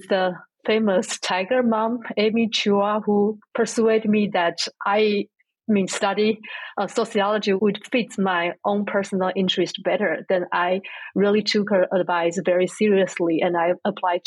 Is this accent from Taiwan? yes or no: yes; Taipei, Taiwan; moved away as an adult; now in United States; I grew up in Taiwan, in Taipei.